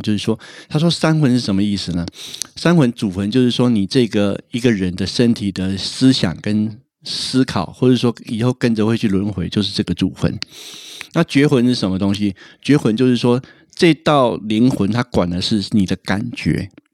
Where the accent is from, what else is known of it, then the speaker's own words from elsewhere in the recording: Taiwan; 我们台湾人